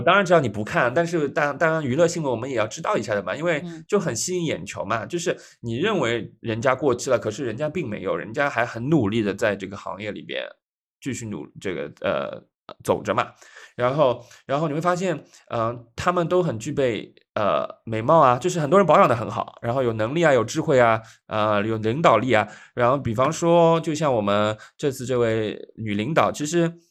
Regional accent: Shanghai, China; 因为上海是家乡嘛

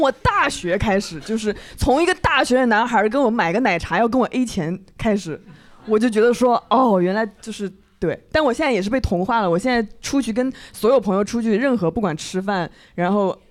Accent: Changzhou, Jiangsu, China; now in Shanghai, China; 我们常州人

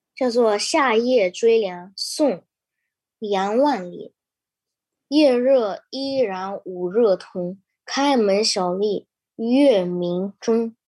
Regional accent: Fujian, China; now in Toronto, Canada; 我来自中国福建游览村

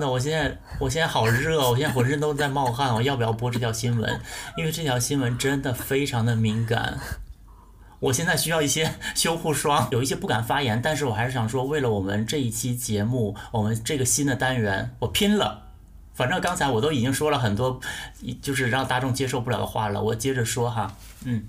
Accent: Northeast China, China; 我作为一个东北人

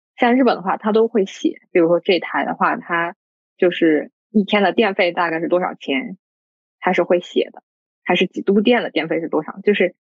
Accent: Dali, Yunnan, China; moved away; 像我老家的话，大理那边的话，冬天我们也，也，也用就是电暖炉嘛

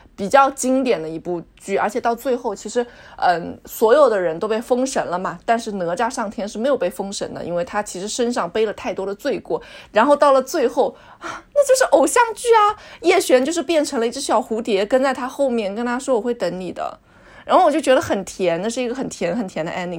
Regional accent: Jiangsu, China; 我们两个人是从江苏来的

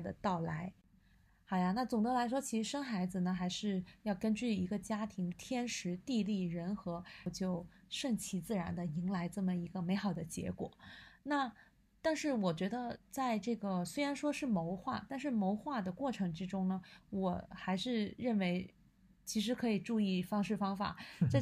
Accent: southern China, China; now in Beijing, China; 我是南方人

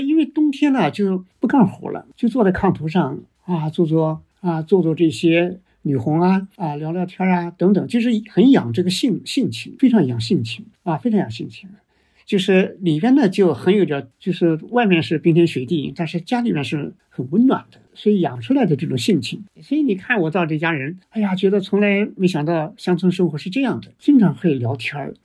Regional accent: Xi'an, Shaanxi, China; moved away as an adult; also born or lived in Shanghai; 我们小时候在西安，现在的西安电子科技大学，它原来啊是解放军的军事电信工程学

